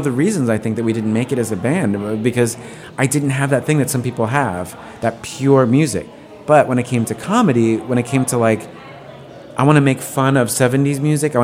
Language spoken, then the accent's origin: English; New York, United States; I grew up in New York